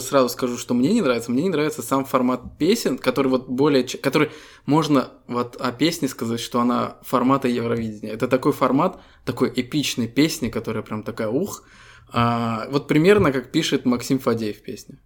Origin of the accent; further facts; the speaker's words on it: Estonia; Мы ребята из Эстонии